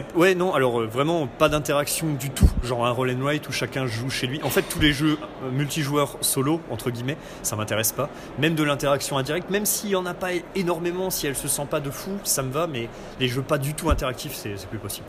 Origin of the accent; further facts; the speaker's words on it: Nancy, Grand Est, France; je viens de Nancy